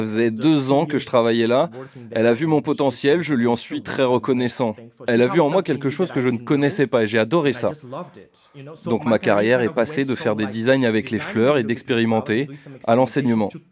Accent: Santa Catarina, Brazil; moved away; also born or lived in Florianópolis; Même si j'ai déménagé à la campagne, à Santa Catarina, je suis né à Florianopolis et j'y ai vécu jusqu'à mes 6-7 ans.

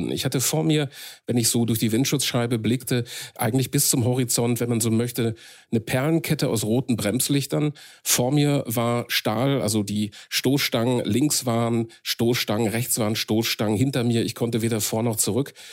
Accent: Marl, North Rhine-Westphalia, Germany; in meiner Heimatstadt Marl im nördlichen Ruhrgebiet.

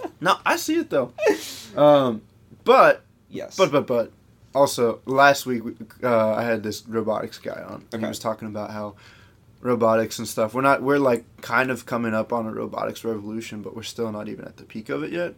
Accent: United States; we grew up in America

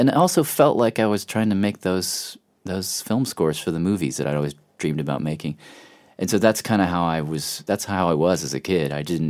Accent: Nashville, Tennessee, United States; my dad lives in Nashville again. So we all moved away, and then he kind of is now back there.

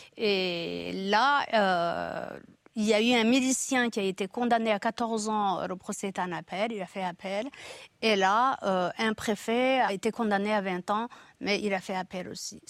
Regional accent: Rwanda; moved away as an adult; now in France; j'ai quitté le Rwanda en 73

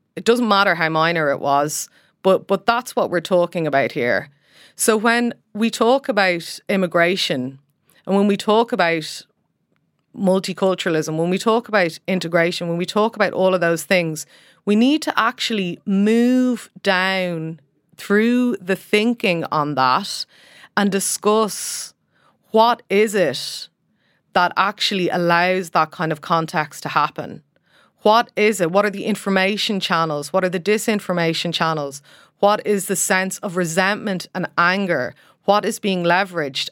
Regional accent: Ireland; as Irish people

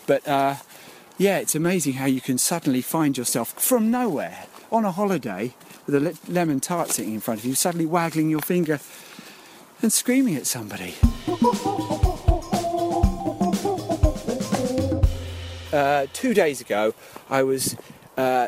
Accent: Epping, East of England, United Kingdom; I grew up in Epping, in Essex, and there's no showbiz in my family.

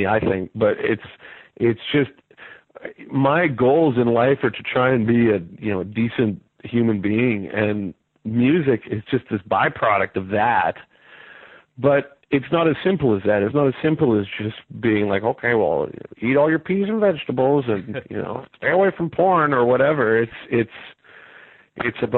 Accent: Vancouver, British Columbia, Canada; I'm from Vancouver

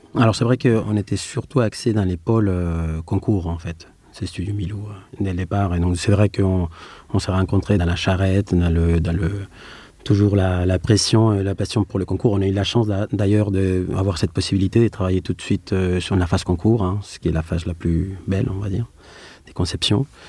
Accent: Madrid, Community of Madrid, Spain; French is a second language; moved away as an adult; also born or lived in Grenoble; now in France; Je suis euh, espagnol, je suis né à Madrid. Donc mon parcours démarre à Madrid

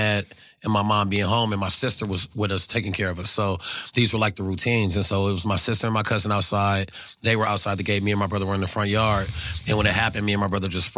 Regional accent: Carson, California, United States; also born or lived in South Central, Los Angeles; I can say I'm from South Central, but Carson is what allowed me to have a childhood.

